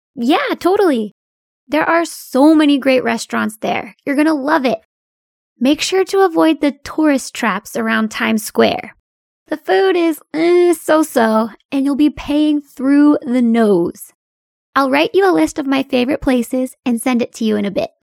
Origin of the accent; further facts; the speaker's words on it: United States; my hometown is not too far from New York